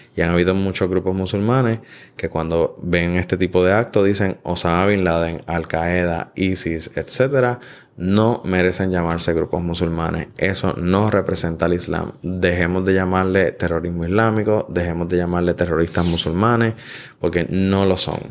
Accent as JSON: {"language": "Spanish", "country": "Puerto Rico", "said": "nosotros como puertorriqueños"}